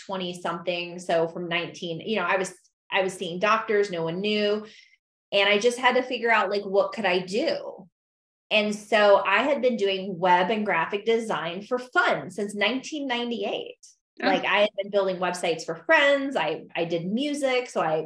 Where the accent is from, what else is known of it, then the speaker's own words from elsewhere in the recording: Michigan, United States; moved away as an adult; also born or lived in St. Louis, Missouri / Oregon; now in Idaho, United States; I moved from Michigan to St. Louis